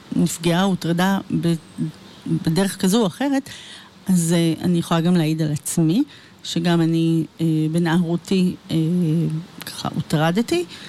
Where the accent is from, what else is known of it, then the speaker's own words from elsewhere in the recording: Ra'anana, Central District, Israel; נולדתי, אה, באמצע מלחמת יום כיפור, וגדלתי ברעננה